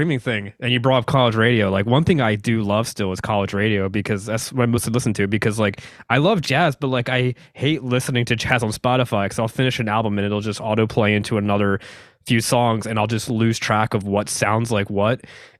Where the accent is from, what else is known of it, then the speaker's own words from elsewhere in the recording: Philadelphia, Pennsylvania, United States; Yeah, I grew up in the suburbs of Philadelphia. So like, we would go into the city.